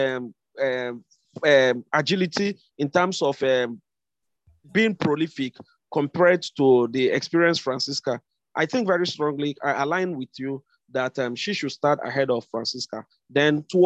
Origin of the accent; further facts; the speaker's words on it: Nigeria; as a Nigerian